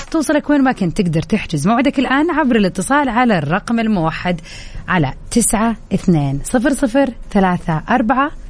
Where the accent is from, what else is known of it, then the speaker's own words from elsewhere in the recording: Riyadh, Riyadh Province, Saudi Arabia; now in Jeddah, Saudi Arabia; يعني من مواليد الرياض فعشت في الرياض فتره من عمري طويله وبعدين سكنت في جده